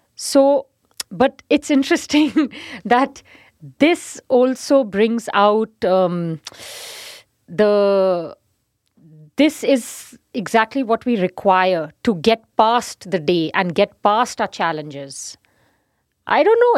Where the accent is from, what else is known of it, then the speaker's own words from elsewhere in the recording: Punjab, India; From Punjab.